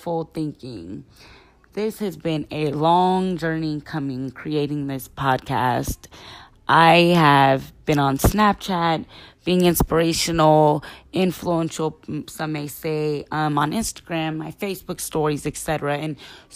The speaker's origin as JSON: {"language": "English", "region": "Southern California", "country": "United States", "said": "I'm from California, Southern California"}